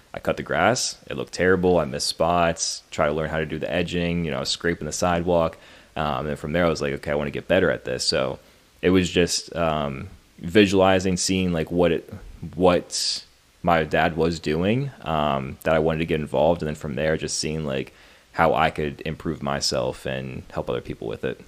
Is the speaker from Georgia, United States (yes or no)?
no; Pennsylvania, United States; also born or lived in Maryland; I was born in Maryland, and honestly, I don't re- really remember too much about living in Maryland. Moved to Pennsylvania at a very young age. Grew up in Pennsylvania pretty much my whole life